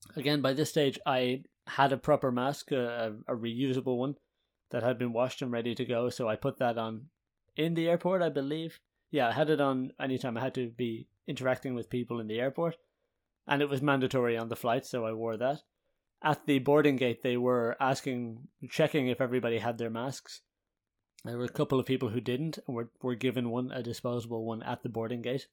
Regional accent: Ireland; now in Haarlem, Netherlands; as an Irish person

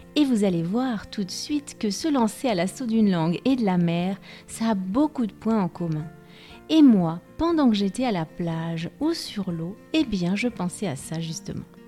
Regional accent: France; je suis française

